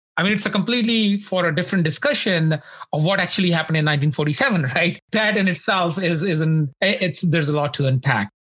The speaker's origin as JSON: {"language": "English", "region": "Punjab", "country": "India", "tie": "born or raised there", "said": "I hail from Punjab and I grew up on a farm"}